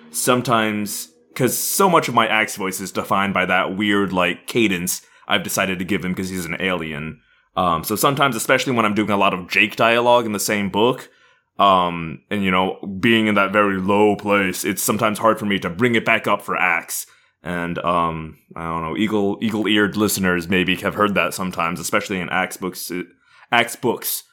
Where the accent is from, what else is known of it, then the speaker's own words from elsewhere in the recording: Indiana, United States; now in Southern California, United States; I am originally from Indiana